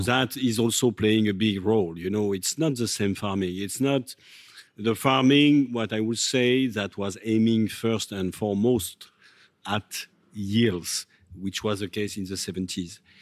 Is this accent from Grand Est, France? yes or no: yes; Reims, Grand Est, France; I, grew up in Champagne, in Reims, as we say